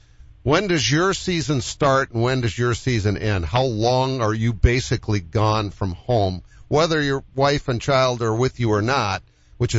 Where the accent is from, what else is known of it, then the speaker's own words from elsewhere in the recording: New England, United States; I'm from that neck of the woods. I'm a New Englander as well.